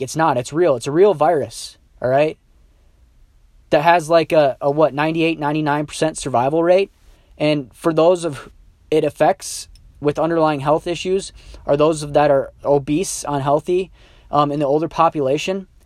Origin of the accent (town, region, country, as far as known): United States